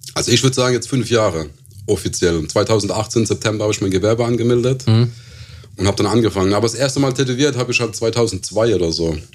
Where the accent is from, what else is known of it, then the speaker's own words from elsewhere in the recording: Ketsch, Baden-Württemberg, Germany; also born or lived in Lampertheim; Ich bin aus Ketch, das ist ein, auch ein Suburb von Mannheim, also südlich von Mannheims erste Kaff, Ketch